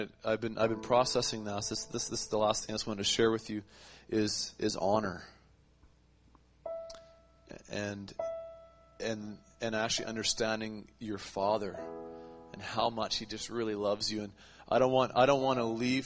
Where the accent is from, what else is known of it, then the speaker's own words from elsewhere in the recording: Canada; I'm a Canadian. Northern Canadian.